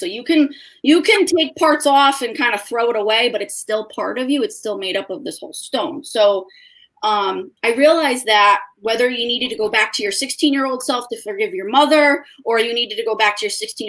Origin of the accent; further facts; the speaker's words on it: East Haven, Connecticut, United States; I am from technically East Haven, Connecticut